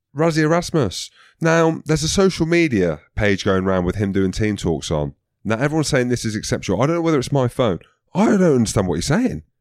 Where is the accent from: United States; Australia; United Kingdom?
United Kingdom; Scotland; I'm Scottish till